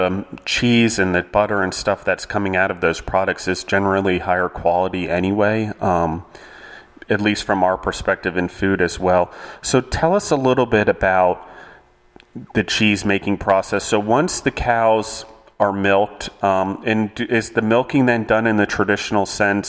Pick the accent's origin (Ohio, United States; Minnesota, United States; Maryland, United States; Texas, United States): Maryland, United States; I grew up in Maryland